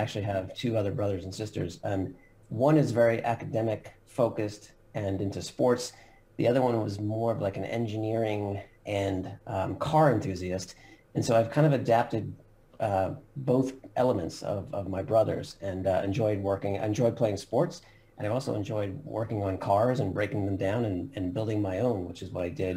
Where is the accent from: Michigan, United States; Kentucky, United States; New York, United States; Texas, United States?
New York, United States; Long Island; now in Philadelphia, United States; I actually grew up in um, Long Island, New York, so kind of a northeast coaster in the U.S.